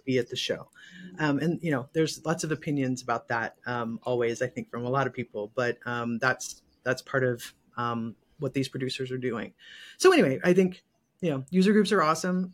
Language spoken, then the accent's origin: English; Michigan, United States; also born or lived in Texas / Seattle / California; now in Los Angeles, United States; I'm from Michigan originally.